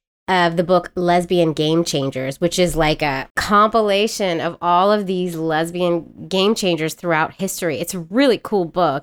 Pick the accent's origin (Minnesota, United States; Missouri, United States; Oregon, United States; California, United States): California, United States; San Francisco; I'm from San Francisco